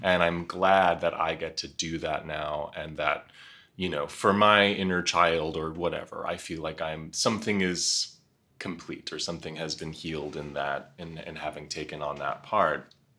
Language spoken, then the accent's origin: English; Nyack, Rockland County, New York City, United States; I was born at St. Vincent's Hospital in the West Village. Um, my mother is a modern dancer, performance artist mm. who had found a loft on Bleecker Street in the 70s and held on to it forever. So that's where I lived in my early years. And then um, lived in Rockland County, half an hour north in a little town called Nyack